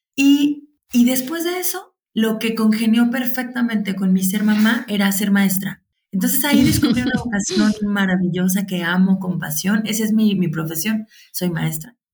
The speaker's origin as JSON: {"language": "Spanish", "town": "Guadalajara", "region": "Jalisco", "country": "Mexico", "said": "soy de Guadalajara, México"}